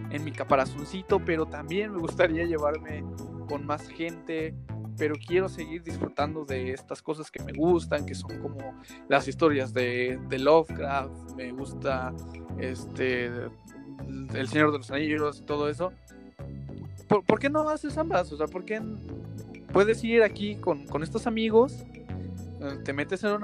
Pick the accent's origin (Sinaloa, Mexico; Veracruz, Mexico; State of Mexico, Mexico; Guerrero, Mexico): Veracruz, Mexico; Xalapa; Somos de Jalapa, por si alguien nos escucha fuera de Jalapa, Veracruz, México.